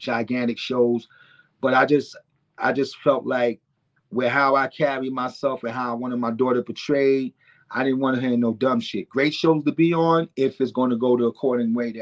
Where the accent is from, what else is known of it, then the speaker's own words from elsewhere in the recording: New York City, New York, United States; also born or lived in Brooklyn; I was born in Brooklyn and raised in the Bronx.